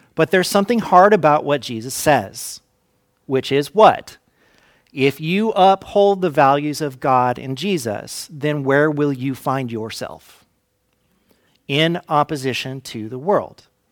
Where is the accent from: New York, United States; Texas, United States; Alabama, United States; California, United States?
California, United States; Fresno; growing up in Fresno